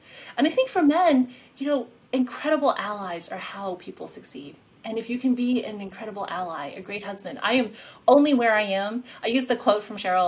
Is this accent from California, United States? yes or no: no; South Carolina, United States; moved away; also born or lived in Queens, New York, United States; my home state